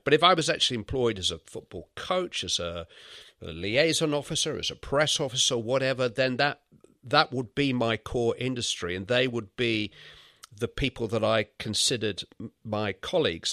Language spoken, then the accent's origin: English; Bury, North West England, United Kingdom; accent: Lancashire; I was brought up in the Manchester area